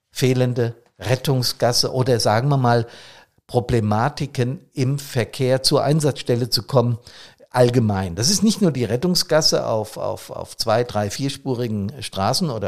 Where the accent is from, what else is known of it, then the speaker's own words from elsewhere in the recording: Bad Soden, Hesse, Germany; Aber ich nehme wahr, dass bereits sonntags früh in meiner Heimatstadt Bad Soden hier die Gassen relativ gefüllt sind mit Fahrzeugen.